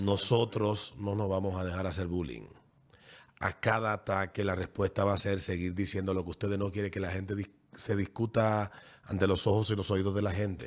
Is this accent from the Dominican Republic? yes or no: yes; Dominican Republic; lo que hoy somos dominicanos